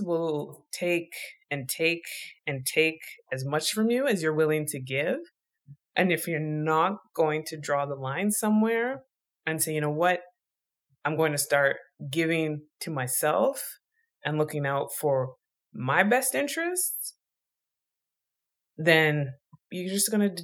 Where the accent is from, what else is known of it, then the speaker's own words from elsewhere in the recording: Canada; I grew up in Canada